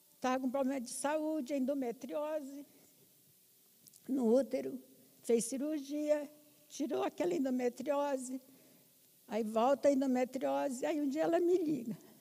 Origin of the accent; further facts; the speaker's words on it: Roraima, Brazil; moved away as an adult; now in Brasília, Brazil; Eu sou de Roraima, casei com um paulista e viemos para Brasília construir a nossa vida